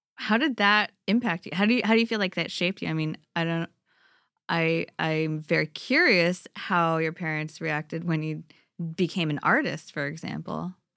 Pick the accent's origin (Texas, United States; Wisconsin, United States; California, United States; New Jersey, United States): California, United States; Bay Area; growing up in this super diverse Bay Area